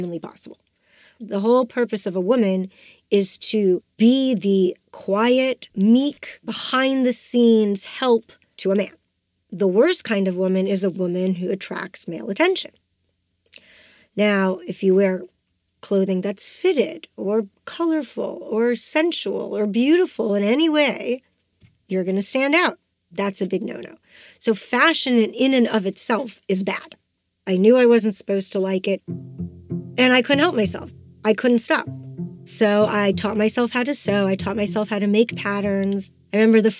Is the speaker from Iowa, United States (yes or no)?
no; Austin, Texas, United States; also born or lived in Russia; at 5 years of age, I came from Russia to Austin, Texas